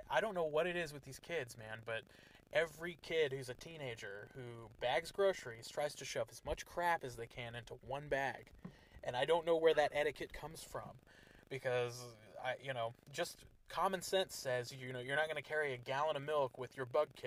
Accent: Garden City, United States; growing up in Garden City, we grew up around a lot of, like, gang violence

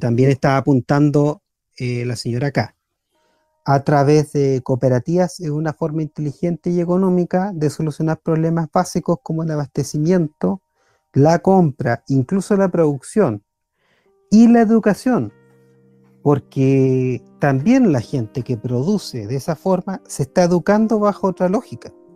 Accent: Chile

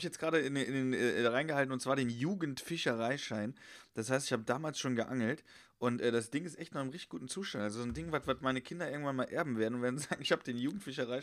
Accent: Westerwald, Rhineland-Palatinate, Germany; also born or lived in Heidelberg; now in Cologne, Germany; ich wohne ja in Köln mittlerweile, also schon länger. Ja. Und ja. ich habe ja auch in Heidelberg gewohnt und ich komme ursprünglich aus dem Westerwald

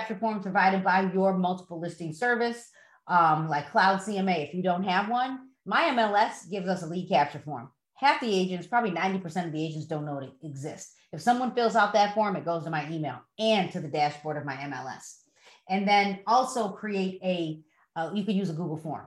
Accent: Broadview, United States; moved away; I grew up in Broadview

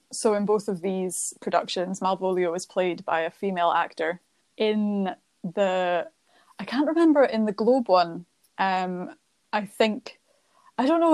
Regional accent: Scotland, United Kingdom; as a Scottish person

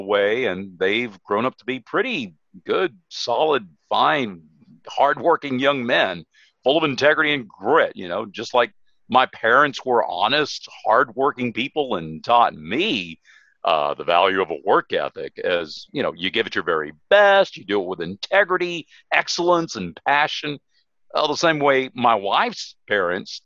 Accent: Sanford, Florida, United States; also born or lived in Tennessee; I was born and raised in Florida in a little town called Sanford

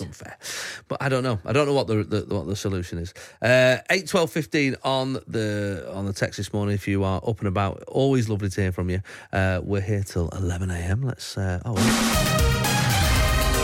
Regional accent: Manchester, North West England, United Kingdom; I grew up in Wally Range, Moss Side, uh, sort of area.

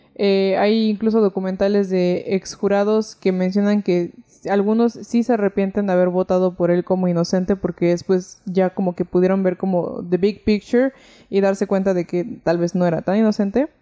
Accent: Mexico; soy mexicana

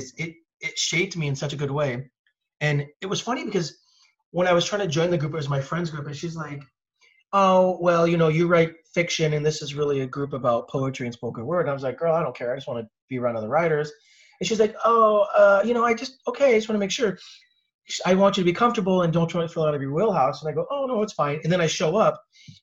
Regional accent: Orange County, California, United States; When I was a kid growing up, I grew up in Orange County

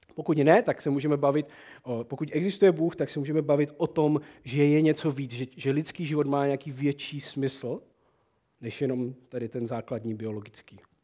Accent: Moravian Wallachia, Czechia; To je naše valajské Prostě to my uctíváme u nás na Malajsku

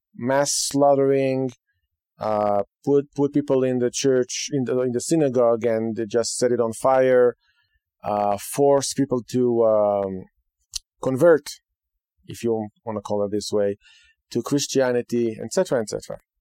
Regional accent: Israel; moved away; Today, in Israel, my home state, the land of Israel

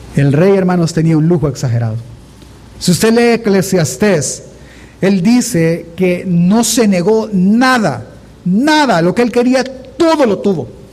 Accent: El Salvador; nosotros como salvadoreños

